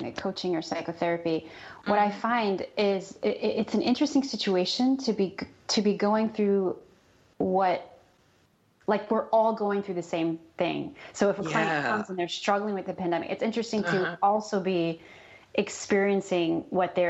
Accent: New York, United States; moved away as an adult; also born or lived in San Diego, California; now in Los Angeles, United States; I'm from New York, and I spent 15 years in San Diego, and then I moved to Los Angeles when I met my husband

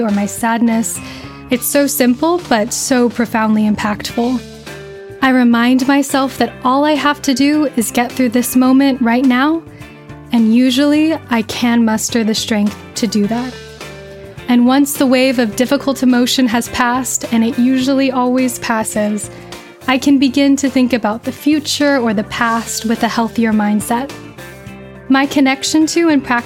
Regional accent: Riverside County, Southern California, United States; I grew up in Southern California in Riverside County

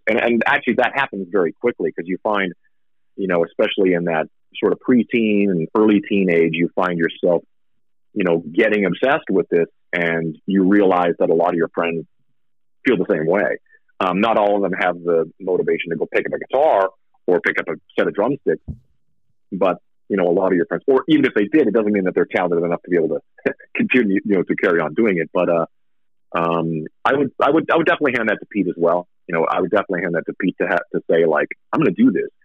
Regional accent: Saskatchewan, Canada; also born or lived in Vancouver, Canada; now in Las Vegas, United States; i moved like from Saskatchewan where I grew up was super winter

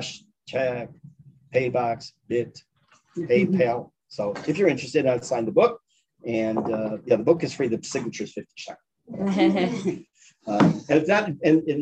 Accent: Chicago, Illinois, United States; I grew up in Chicago, much of my family, including my maternal grandparents, lived in Toronto

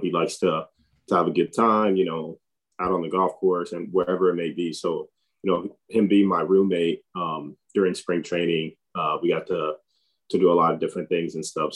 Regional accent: Tampa, Florida, United States; And I grew up in Tampa

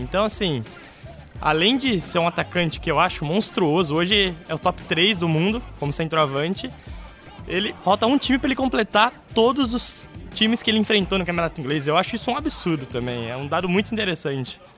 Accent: Campinas, São Paulo, Brazil; now in London, United Kingdom; Sou de Campinas, São Paulo

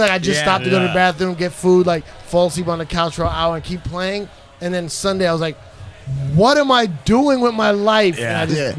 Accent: New York City, New York, United States; I'm from the Bronx. I'm a hip hop fucking icon.

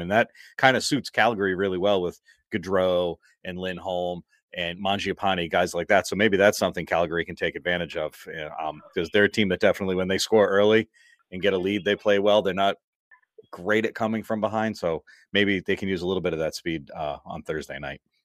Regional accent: Massachusetts, United States; I'm from Massachusetts

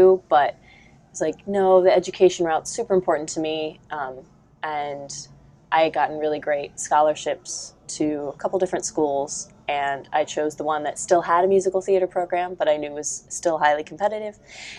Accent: Ohio, United States; moved to a studio in Westerville, Ohio, about an hour away from my hometown when I was in kindergarten, and stayed there until I graduated from high school

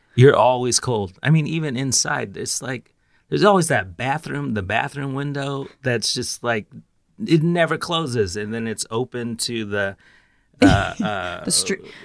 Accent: San Francisco, California, United States; moved away; I'm originally from San Francisco

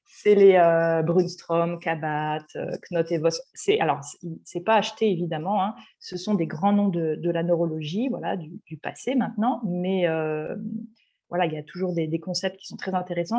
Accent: Paris region, Île-de-France, France; moved away as an adult; now in Marseille, France; Je suis, je suis parisienne d'origine, de région parisienne. Je suis actuellement exilée à Marseille

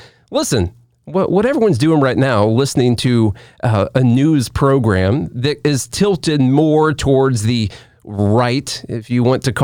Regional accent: Illinois, United States; moved away as an adult; now in Tennessee, United States; we're from Illinois

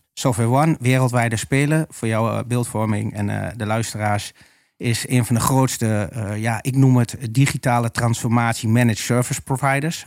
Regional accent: Almelo, Overijssel, Netherlands; also born or lived in Haarlem; now in Oldenzaal, Netherlands; geboren en gebogen tukker. Ja. Ras echt. En woon in Oldenzaal. ben geboren in Almelo.

